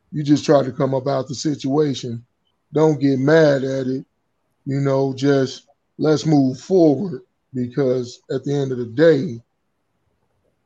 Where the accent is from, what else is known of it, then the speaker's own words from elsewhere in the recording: Chicago, Illinois, United States; I grew up in Chicago